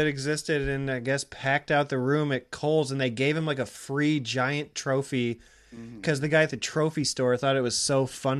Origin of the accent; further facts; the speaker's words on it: Iowa, United States; I'm from Iowa.